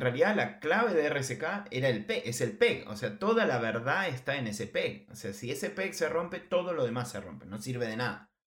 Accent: Argentina; como argentino lo sé

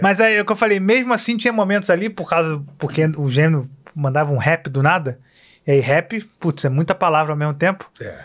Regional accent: Queimados, Rio de Janeiro, Brazil; also born or lived in Tijuca, Rio de Janeiro; now in Rio de Janeiro, Brazil; eu vivi a vida inteira em Queimados, é, lá na Baixada. Queimados, até é. 20, 21 anos, eu acho que foi quando eu vim, vim para cá.

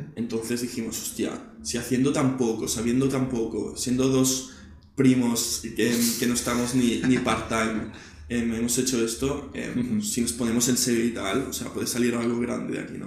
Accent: Barcelona, Catalonia, Spain; también nací en Barcelona

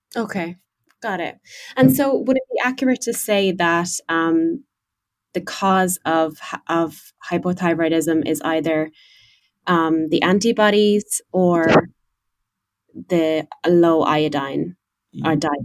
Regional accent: Ireland; moved away as an adult; I'm Irish and um, I you know spent 24 years of my life in Ireland

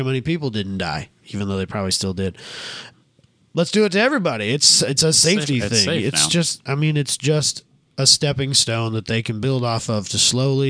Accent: Iowa, United States; I'm from Iowa.

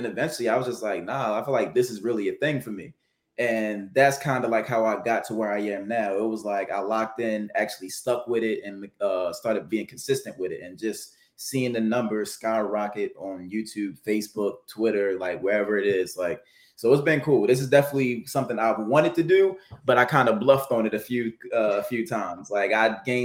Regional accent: Baltimore, Maryland, United States; I'm from Baltimore, Maryland

